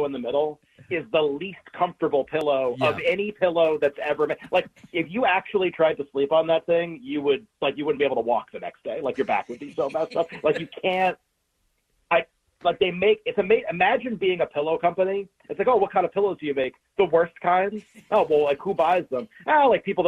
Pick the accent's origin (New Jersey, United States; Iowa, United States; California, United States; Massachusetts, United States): Massachusetts, United States; I grew up in Massachusetts.